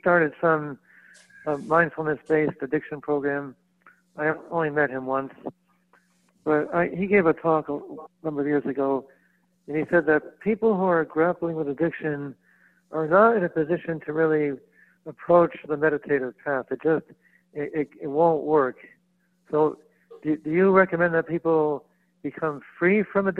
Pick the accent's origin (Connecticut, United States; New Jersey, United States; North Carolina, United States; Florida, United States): Connecticut, United States; I'm from Connecticut